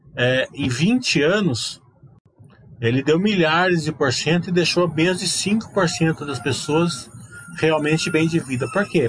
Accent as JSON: {"language": "Portuguese", "country": "Brazil"}